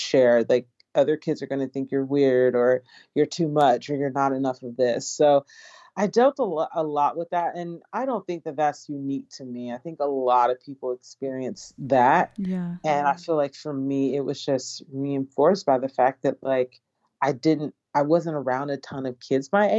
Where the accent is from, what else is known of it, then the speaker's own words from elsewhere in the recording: Atlanta, Georgia, United States; also born or lived in Los Angeles, California; So I was born in Los Angeles, California, and I was raised in Atlanta, Georgia, in a very, very creative home.